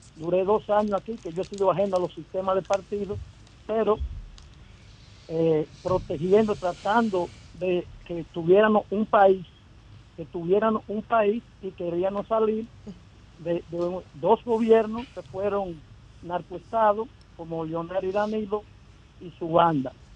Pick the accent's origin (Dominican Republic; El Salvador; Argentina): Dominican Republic; Jarabacoa, La Vega; yo soy un uña sucia de Jarabacoa